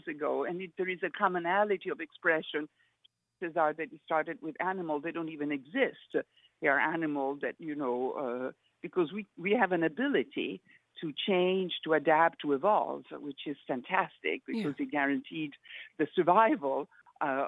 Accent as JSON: {"language": "English", "country": "Italy", "tie": "born or raised there", "said": "In Italy, growing up in Italy"}